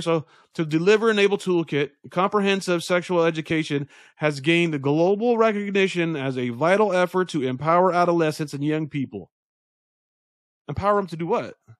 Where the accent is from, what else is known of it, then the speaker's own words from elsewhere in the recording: United States; we as American citizens